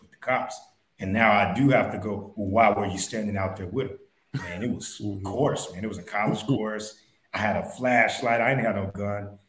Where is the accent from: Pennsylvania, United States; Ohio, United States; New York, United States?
Ohio, United States; Dayton; I grew up in Dayton